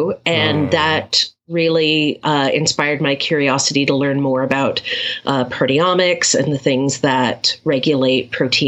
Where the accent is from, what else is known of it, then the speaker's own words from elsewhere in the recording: Japan; I've always picked up languages very quickly. I grew up in Japan, and I had friends from all over the world. So I speak a smattering of a whole bunch of different languages, but I'm fluent in English and Spanish